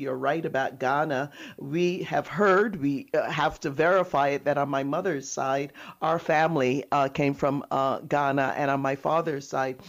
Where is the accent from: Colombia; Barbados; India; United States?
Barbados; Christ Church; I grew up in Christchurch, right near there. I went to Girls Foundation School.